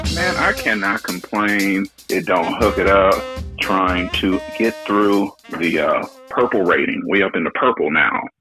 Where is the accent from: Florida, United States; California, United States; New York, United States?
California, United States; Bay Area; we're from the Bay Area, man, and I play saxophone